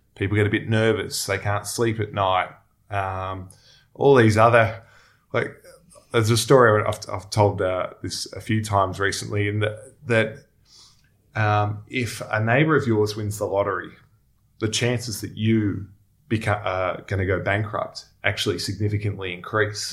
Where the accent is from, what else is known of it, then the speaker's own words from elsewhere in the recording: Melbourne, Victoria, Australia; also born or lived in Sydney; now in Melbourne, Australia; I grew up in Melbourne.